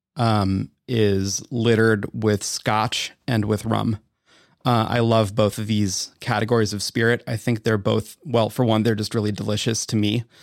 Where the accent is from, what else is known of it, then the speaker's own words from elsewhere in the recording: Wisconsin, United States; I'm from Wisconsin